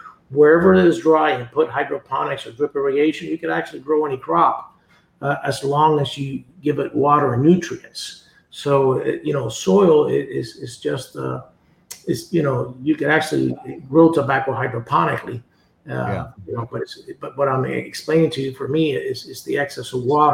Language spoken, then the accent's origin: English; Jamastrán Valley, El Paraíso, Honduras; I grew up in the Hamestran Valley